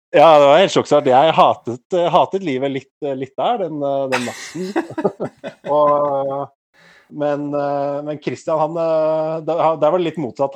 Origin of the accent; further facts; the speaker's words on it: Asker, Akershus, Norway; moved away as an adult; now in Oslo, Norway; Jeg kommer fra Asker